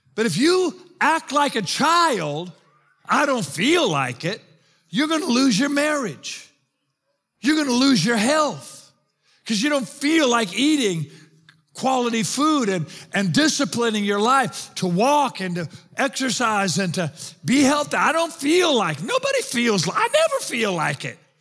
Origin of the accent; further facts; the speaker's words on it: South Africa; now in United States; I'm South African